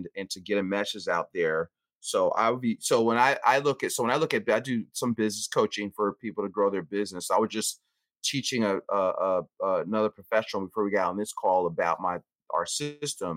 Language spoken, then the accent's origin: English; Philadelphia, Pennsylvania, United States; We owned a supermarket growing up in North Philly. So I'm from Philadelphia.